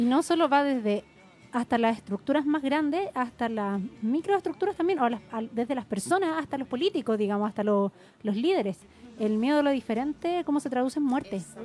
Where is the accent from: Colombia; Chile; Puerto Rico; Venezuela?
Chile; Santiago, Santiago Metropolitan Region; en mi adolescencia, digamos, acá en Santiago